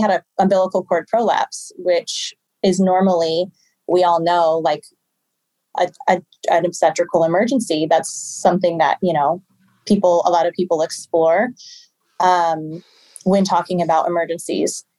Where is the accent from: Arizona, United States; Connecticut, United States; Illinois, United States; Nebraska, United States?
Nebraska, United States; Omaha; I'm from Omaha, Nebraska